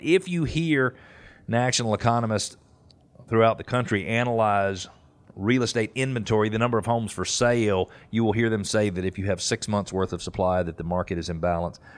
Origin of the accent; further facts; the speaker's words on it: Peachtree Corners, Georgia, United States; I grew up in Peachtree Corner, Corners